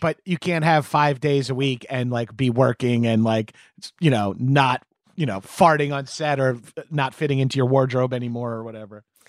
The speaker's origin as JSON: {"language": "English", "area": "Long Island", "region": "New York", "country": "United States", "also_born_or_lived": "Brooklyn, New York", "moved": "as an adult", "said": "I'm from Long Island"}